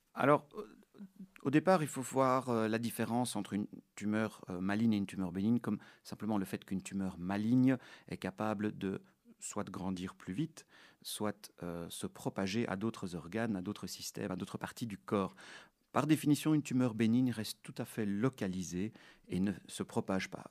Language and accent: French; Brussels, Brussels-Capital Region, Belgium; je suis né en 1976 à Bruxelles de parents qui sont russes